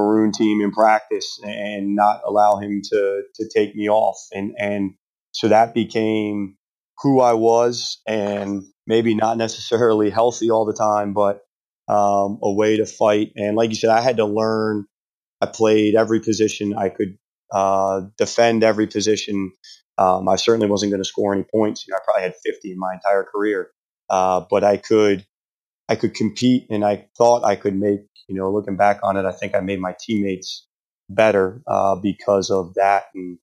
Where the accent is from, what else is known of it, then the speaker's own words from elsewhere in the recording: Plainsboro, New Jersey, United States; moved away as an adult; now in York, United States; that's where I was from. You know, I grew up 20 minutes from the school in Plainsboro